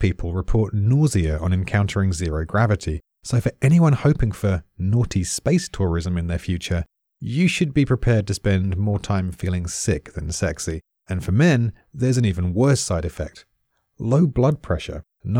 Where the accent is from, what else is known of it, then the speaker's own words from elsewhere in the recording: United Kingdom; I'm British.